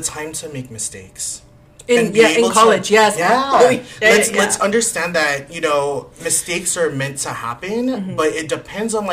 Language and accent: English; National City, California, United States; I grew up in National City